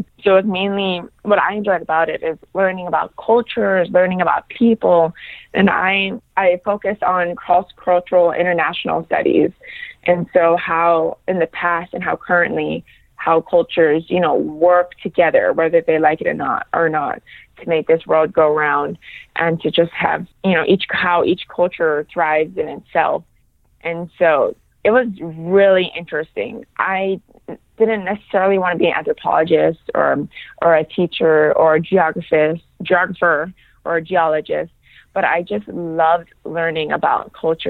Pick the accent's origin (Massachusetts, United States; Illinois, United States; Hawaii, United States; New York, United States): Hawaii, United States; And I think the way we were raised in Hawaii, you know, just always volunteering to help, always feeding the homeless, I saw it on a smaller scale growing up.